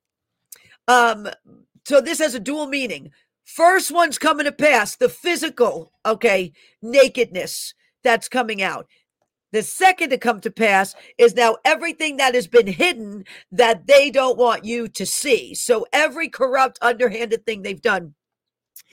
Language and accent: English; New York City, New York, United States; moved away; I was born in Einstein Hospital in the Bronx. I lived there almost half of my life. I lived in that area.